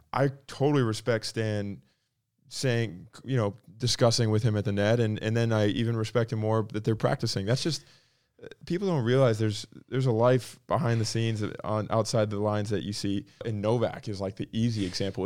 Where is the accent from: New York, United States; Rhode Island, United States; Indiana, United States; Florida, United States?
Florida, United States; Palm Coast; also born or lived in Michigan; I'm from, I was born in Michigan. The town I grew up in, in North Florida is like kind of out in the boonies